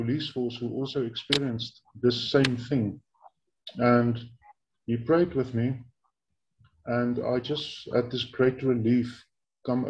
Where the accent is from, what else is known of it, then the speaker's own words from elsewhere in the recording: Bloemfontein, Free State, South Africa; I was born in 1986 in my hometown where I'm currently living, Bloemfontein. Now, this is in central South Africa in a province that is called the Free State Province.